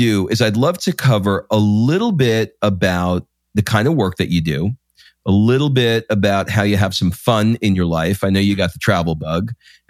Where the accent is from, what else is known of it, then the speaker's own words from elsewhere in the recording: New York City, New York, United States; moved away as an adult; also born or lived in Brooklyn; now in Atlanta, United States; I was born in Brooklyn. Oh, really? I grew up in Queens.